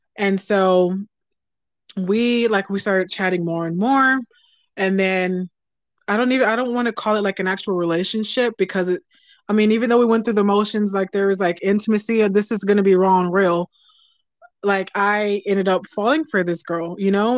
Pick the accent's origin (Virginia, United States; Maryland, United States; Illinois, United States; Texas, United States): Texas, United States; I'm a Southern girl. I'm from Texas.